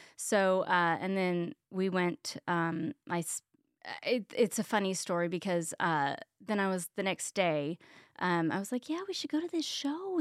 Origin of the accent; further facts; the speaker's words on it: Richardson, Texas, United States; also born or lived in Plano, Texas; I grew up in Richardson, Texas